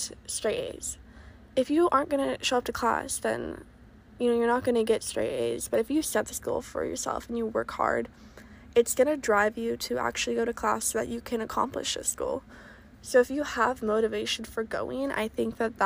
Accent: Oregon, United States; moved away as an adult; I'm originally from Oregon

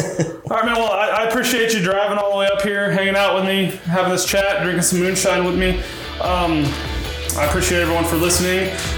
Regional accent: Dodge City, Kansas, United States; we're from Dodge City, Kansas.

